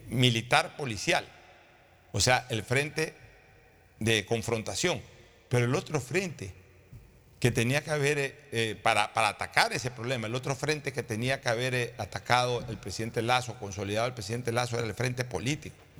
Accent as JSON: {"language": "Spanish", "country": "Ecuador"}